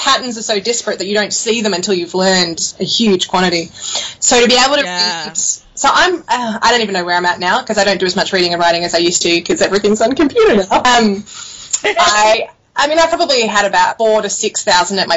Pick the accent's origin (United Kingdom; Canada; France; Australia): Australia; moved away as an adult; also born or lived in Sydney, Australia / Canberra, Australia / Connecticut, United States / China; growing up in Australia